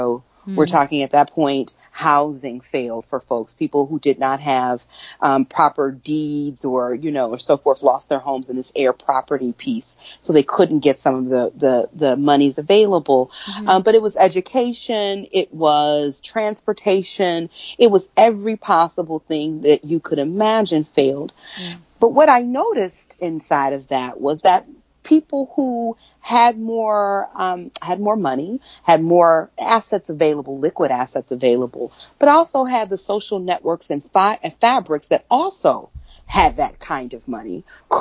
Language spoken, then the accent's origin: English; Prichard, Alabama, United States; also born or lived in Mobile, Alabama; I'm from Mobile. I am from Pritchard, Alabama, and colloquially this name called Africatown. My father had been the mayor in Pritchard, so I really grew up seeing